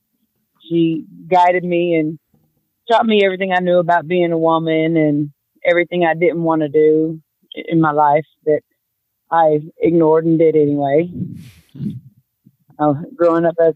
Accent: Lewisburg, Tennessee, United States; I grew up in Lewisburg, Tennessee for the most part, but up until the time I was 13 or 14, my father was with a rock and roll band

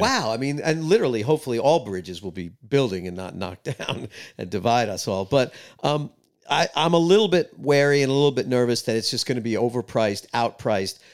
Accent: New York City, New York, United States; moved away as an adult; also born or lived in East Village, New York City; now in Nashville, United States; I grew up in Queens, closer to Long Island

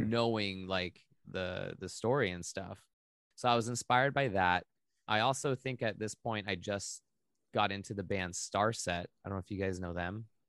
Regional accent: Maui, Hawaii, United States; I grew up in Hawaii

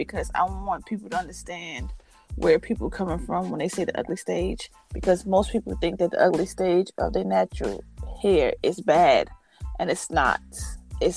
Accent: New York City, New York, United States; I'm from Harlem.

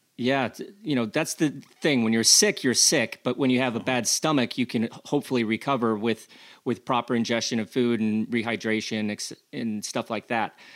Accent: United States; accent: American; my accent is is is is quite a la American

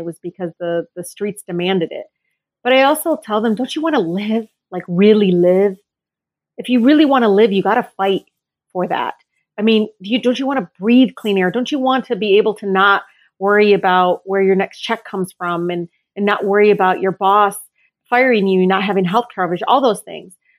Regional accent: Detroit, Michigan, United States; I grew up, I was born and raised in Detroit

